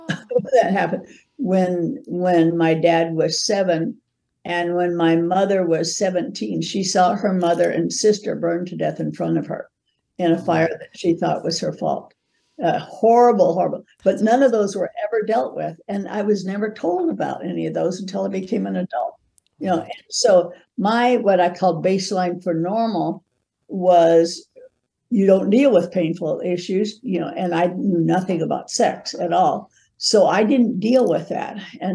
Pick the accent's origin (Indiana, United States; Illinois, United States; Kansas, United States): Kansas, United States; And I was raised in Kansas, Bible Belt